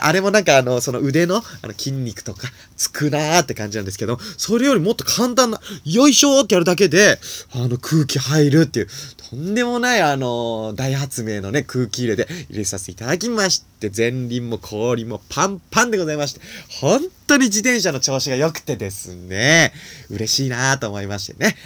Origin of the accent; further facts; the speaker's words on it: Nagano, Japan; 僕はね、あの、長野 県出身